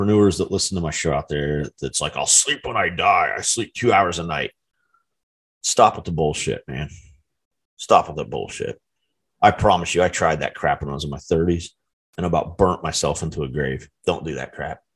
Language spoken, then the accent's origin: English; United States; as an American citizen